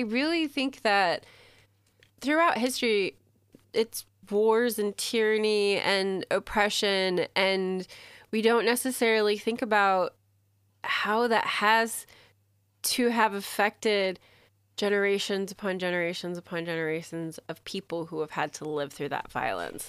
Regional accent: United States; I'm American

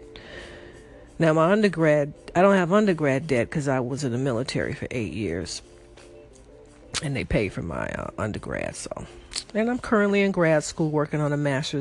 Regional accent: Chicago, Illinois, United States; I am from Chicago, Illinois

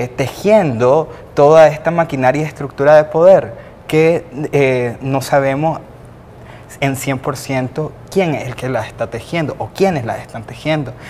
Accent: Nicaragua; debemos de hacer como ciudadanos, como ciudadanas nicaragüenses

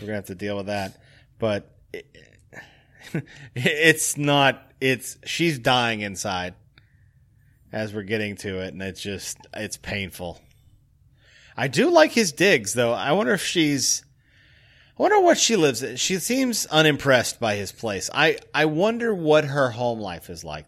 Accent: Tennessee, United States; now in Chicago, United States; being from Tennessee

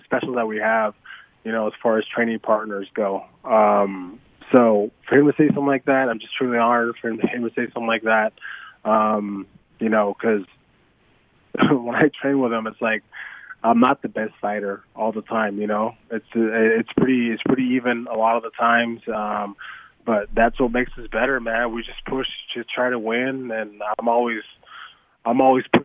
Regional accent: Arizona, United States; I've competed here my whole life. This is my home state

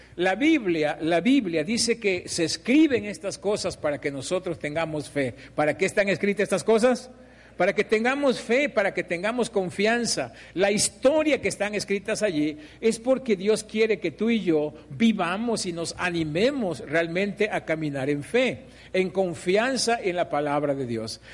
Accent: Mexico; Nosotros como mexicanos

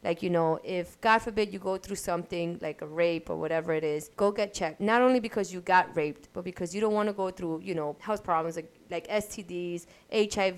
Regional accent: New York City, New York, United States; Grew, grew up in Brooklyn

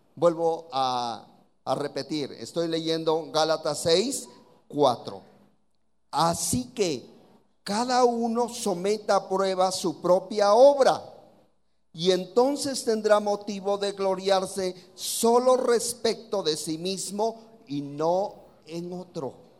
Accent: Oaxaca, Mexico; aquí en Oaxaca nos dicen oaxaquitos, así que así somos aquí los de Oaxaca

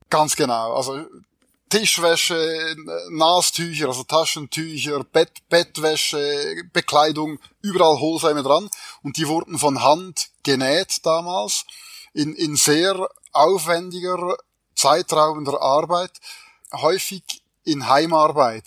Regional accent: Switzerland; wie man hört, bin ich Schweizer

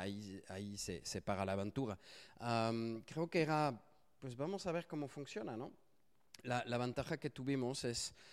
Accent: France; Spanish is a second language; soy francés, si no lo notaron por mi accentito, casi no se nota.

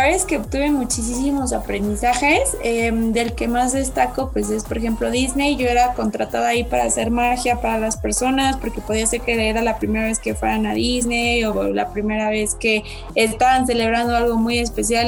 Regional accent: Querétaro, Mexico; Soy 100% caretana

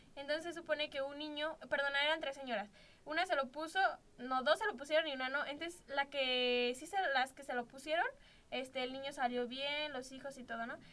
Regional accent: Celaya, Guanajuato, Mexico; yo nací aquí en Celaya

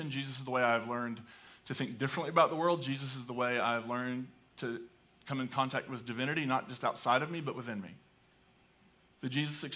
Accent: Appalachia, United States; accent: hillbilly; first language English; I can speak hillbilly English pretty well. I grew up in hillbilly land

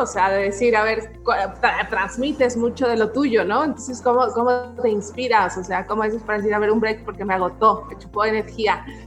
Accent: Mexico; nuestra identidad mexicana

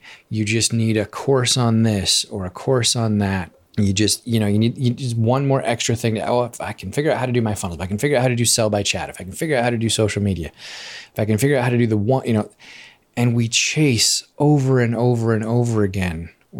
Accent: Alaska, United States; I grew up in Alaska, and in Alaska, we do a lot of fishing.

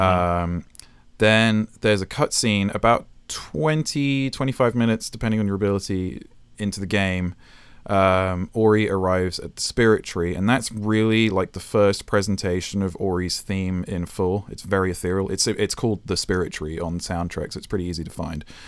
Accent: United Kingdom; moved away as an adult; also born or lived in Japan; now in California, United States; I'm British, so I'm not really, even though I've been here for nine years

